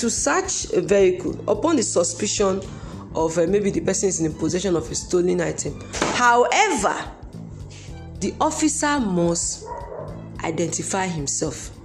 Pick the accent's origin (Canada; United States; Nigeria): Nigeria; as a Nigerian citizen